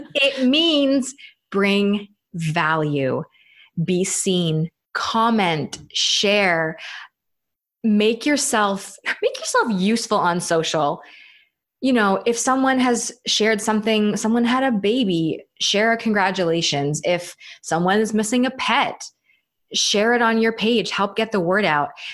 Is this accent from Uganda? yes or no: no; Canada; now in United States; I'm Canadian, even though I live in the states